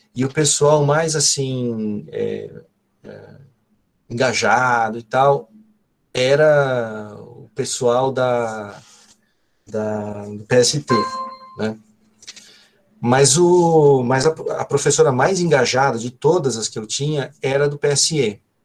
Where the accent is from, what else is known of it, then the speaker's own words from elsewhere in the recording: ABC Paulista, São Paulo, Brazil; eu sou do ABC